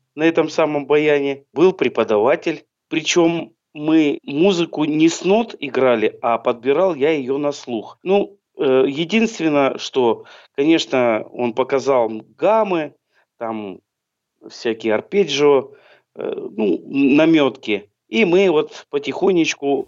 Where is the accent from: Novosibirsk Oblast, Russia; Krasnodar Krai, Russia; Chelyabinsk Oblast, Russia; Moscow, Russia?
Chelyabinsk Oblast, Russia; Chelyabinsk; also born or lived in Troitsk, Chelyabinsk Oblast; now in Komsomolsk-on-Amur, Russia; Вообще я с Южного Урала. Я родился в городе Челябинске, а потом учился в городе Троицке Челябинской области